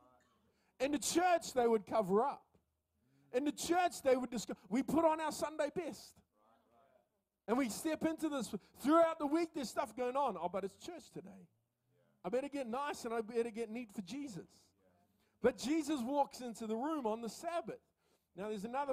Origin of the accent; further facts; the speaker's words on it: Coromandel Peninsula, Waikato, New Zealand; now in Auckland, New Zealand; I grew up in the Coromandel Peninsula